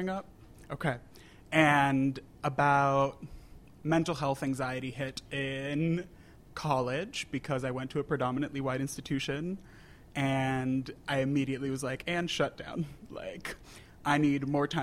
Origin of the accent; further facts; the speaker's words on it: Puerto Rico; moved away as an adult; also born or lived in New Hampshire; I grew up in Puerto Rico, born and raised.